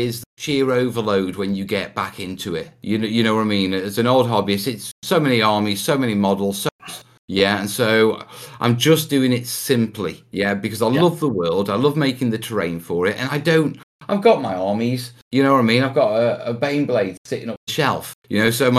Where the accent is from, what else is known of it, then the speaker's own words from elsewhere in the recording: Anglesey, North Wales, United Kingdom; also born or lived in Stoke-on-Trent (family origin); I grew up in North Wales, yeah, which is, you know, the Welsh mountains, beaches, walking across the headland. And as a kid, I grew up in a place called Anglesey